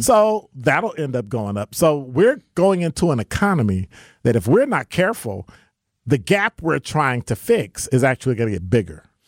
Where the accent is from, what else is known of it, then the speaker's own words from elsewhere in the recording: Chicago, Illinois, United States; now in Milwaukee, United States; I'm from Ch-, Chicago